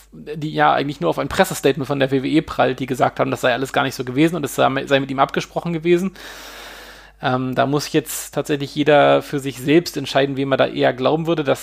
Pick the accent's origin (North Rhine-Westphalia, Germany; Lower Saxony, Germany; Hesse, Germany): Lower Saxony, Germany; Hanover; Also ich als Hannoveraner, ich kenne ja, es gibt den Machwitz-Kaffee